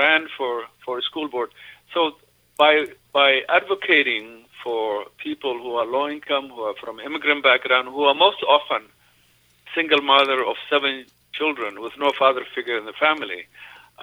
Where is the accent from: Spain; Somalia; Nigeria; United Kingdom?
Somalia; Mogadishu, Banaadir; moved away as an adult; also born or lived in Ethiopia / Boston / Washington, D.C. / Atlanta; now in Mankato, United States; I grew up in Mogadishu, Somalia, and I came to the United States in 1982, about 40 years ago, as a young man to go to school.